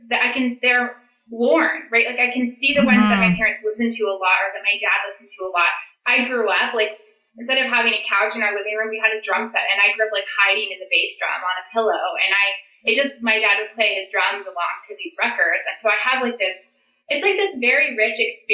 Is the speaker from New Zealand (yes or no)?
no; San Francisco Bay Area, California, United States; I grew up in the San Francisco Bay Area